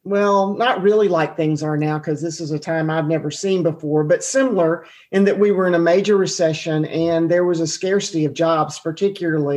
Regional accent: Atlanta, Georgia, United States; I grew up in Atlanta eating Chick-fil-A

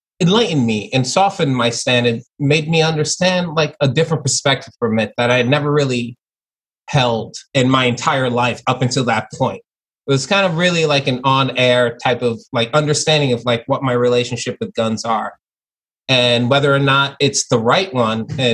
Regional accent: New York City, New York, United States; also born or lived in Long Island; growing up, like I was born in Flatbush, Brooklyn. That's where, and then I moved to Long Island.

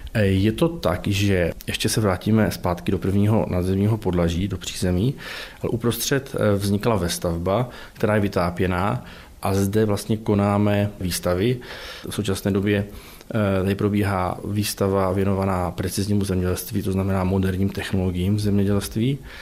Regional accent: near Zlín, Central Moravia, Zlín Region, Czechia; moved away as an adult; also born or lived in Opava; now in Ostrava, Czech Republic; pocházím eh, od Zlína, ze Střední Moravy

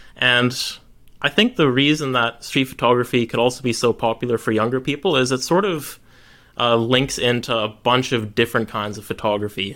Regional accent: Canada; moved away; I'm originally Canadian, so I was on a holiday back to Canada to see family

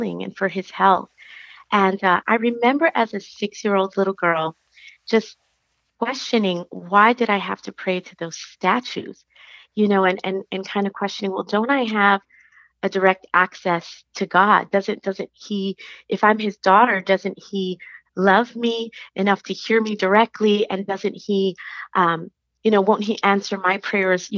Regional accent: New York City, New York, United States; now in Dallas, United States; I live in Dallas. I'm originally from New York City

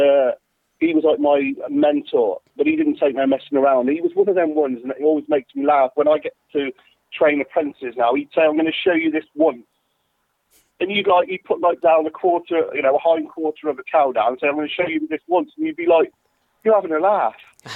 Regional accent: Worcester, West Midlands, United Kingdom; I was born and raised in Worcester in the UK, a beautiful town of Worcester. I live here

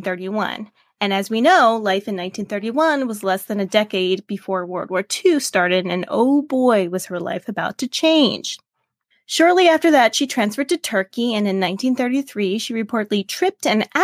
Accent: Maryland, United States; we're both from Maryland.

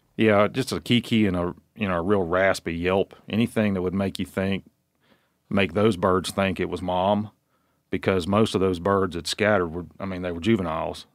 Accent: Virginia, United States; I grew up in Virginia as a suburban kid that got to hunt on Saturdays with his dad

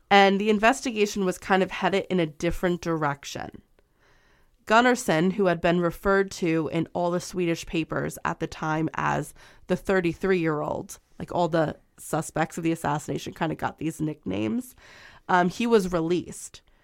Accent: United States; I'm American

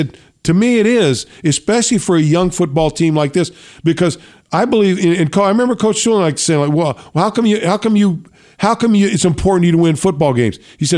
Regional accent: California, United States; I grew up right in the Bay, right in the middle of the 49ers and the Raiders.

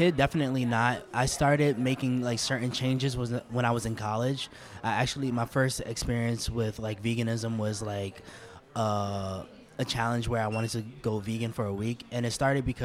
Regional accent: New York City, New York, United States; also born or lived in Harlem, New York City / California; So I was raised in the Lower East Side for the most part. I actually lived in Harlem up until I was 4 years old.

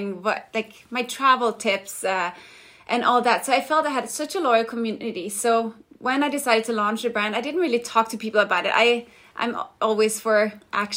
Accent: Denmark; moved away as an adult; now in Los Angeles, United States; I'm from Denmark, but have been living in LA for the past 15 years

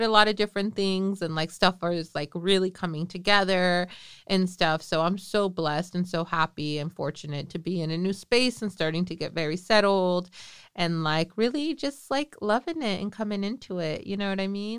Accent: the Bay Area, California, United States; We're from the Bay

